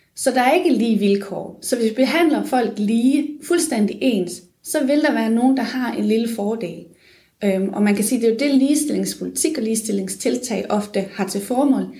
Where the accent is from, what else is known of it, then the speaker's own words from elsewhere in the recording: Funen, Southern Denmark, Denmark; moved away as an adult; also born or lived in Odense; now in Aarhus, Denmark; jeg er oprindelig fra Fyn